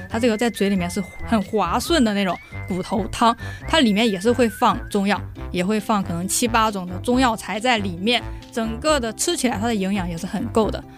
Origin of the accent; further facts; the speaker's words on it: Henan, China; now in Taiwan; 我们老家河南的在地的小吃，叫做烩面